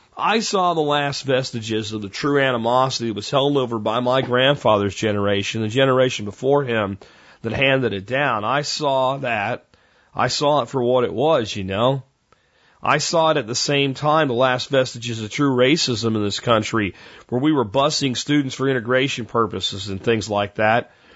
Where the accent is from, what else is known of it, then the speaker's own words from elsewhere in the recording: Florida, United States; accent: Florida; also born or lived in Pennsylvania; I moved from Pennsylvania to Florida with my family.